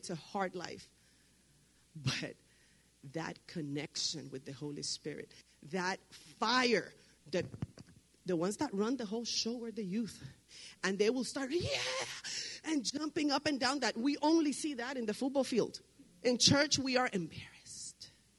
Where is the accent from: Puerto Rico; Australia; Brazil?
Puerto Rico; now in Laredo, United States; I live in Laredo, I live in Hebron, I live in Bruni, I come from Puerto Rico